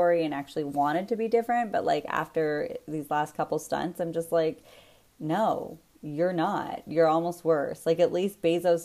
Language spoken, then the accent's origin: English; Canada; As a Canadian, as a taxpayer